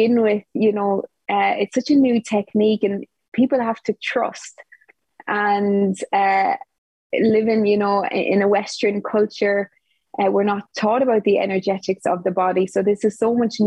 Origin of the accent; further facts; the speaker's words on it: Ireland; now in Portugal; I'm from Ireland, but at the moment I'm living in Portugal